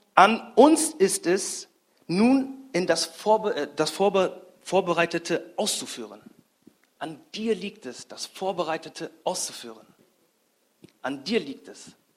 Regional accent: Grasberg, Lower Saxony, Germany; ich komme aus Grasberg, das ist in der Nähe von Bremen.

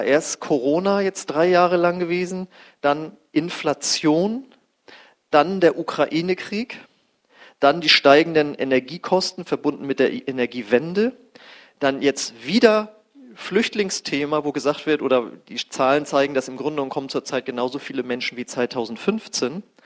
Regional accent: Germany; unser Land war voll mit Atomkraftwerken

